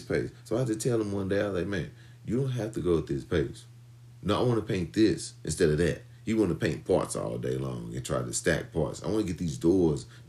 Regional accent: St. Louis, Missouri, United States; I was born in St. Louis, Missouri

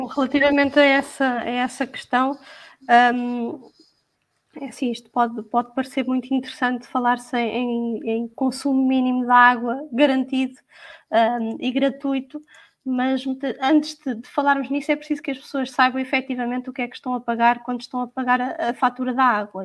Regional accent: Portugal; nós portugueses

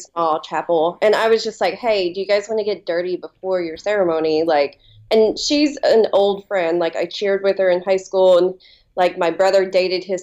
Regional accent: Appalachia, southeastern Kentucky, United States; now in Kentucky, United States; I grew up in like southeastern Kentucky and Appalachia.

